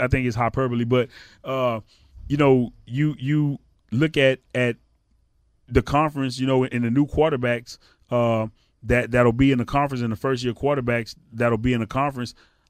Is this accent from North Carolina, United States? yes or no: no; Missouri, United States; hey, I'm from Missouri, man. You know what I'm saying? The show me state, bro.